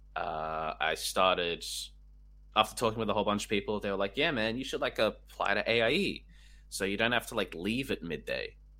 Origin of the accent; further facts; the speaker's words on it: Canberra, Australian Capital Territory, Australia; I'm from Canberra originally